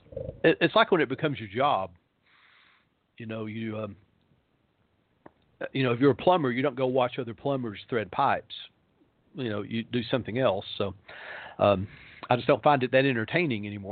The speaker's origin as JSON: {"language": "English", "region": "Tennessee", "country": "United States", "tie": "born or raised there", "said": "my hometown in Tennessee"}